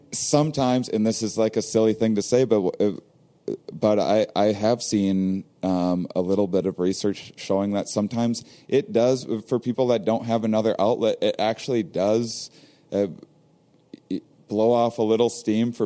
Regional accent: Midwest, United States; we're both from the Midwest

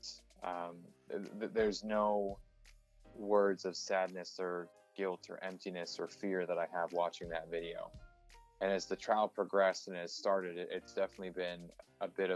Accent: Toledo area, Ohio, United States; moved away; my hometown

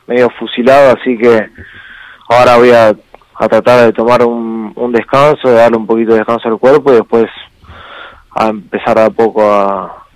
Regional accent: Argentina; yo creo que Argentina defendiendo el título, ya somos cuatro argentinos en Combate América

